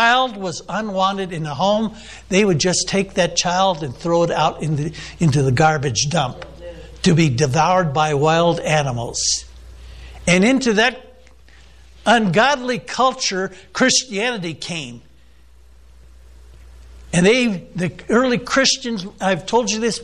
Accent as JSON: {"language": "English", "country": "United States", "said": "I'm an American"}